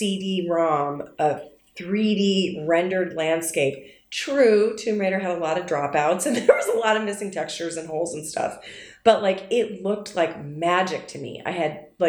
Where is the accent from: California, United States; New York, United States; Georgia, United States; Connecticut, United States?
New York, United States; also born or lived in Saratoga; I grew up in New York